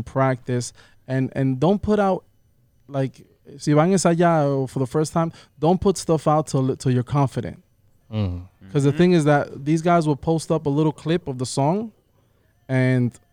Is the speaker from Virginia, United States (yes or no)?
no; New York, United States; I was born and raised here in New York. I'm from New York, but I grew up in a real Dominican household